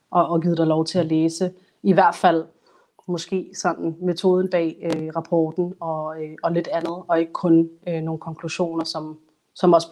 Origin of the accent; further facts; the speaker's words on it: Somalia; jeg er kun somalier og mm. journalist